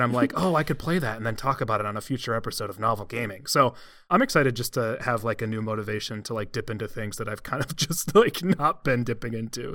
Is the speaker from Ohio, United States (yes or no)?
yes; Cleveland, Ohio, United States; I hail from and currently live in the Cleveland area